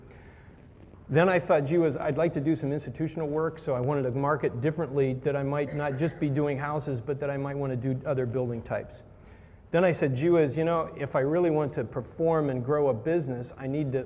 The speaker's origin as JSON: {"language": "English", "region": "Indiana", "country": "United States", "tie": "born or raised there", "moved": "yes", "said": "I grew up in Indiana in a cornfield"}